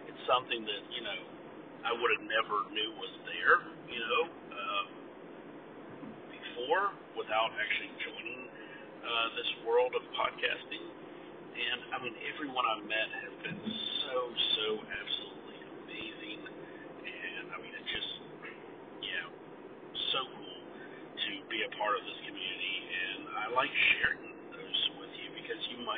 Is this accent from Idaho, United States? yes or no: no; Ohio, United States; because in my in my hometown, uh, generally you don't leave. It's one of those little places. It's, it's small town USA.